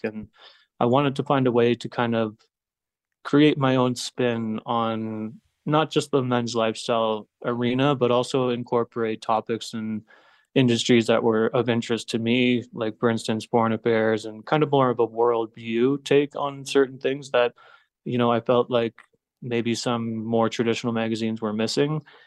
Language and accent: English; Blue Mountain, Ontario, Canada; moved away as an adult; also born or lived in Toronto / Montreal / Mexico; now in Bogota, Colombia; a small town just north of Toronto called Blue Mountain. It's a little ski town. So I spent about ten years in Toronto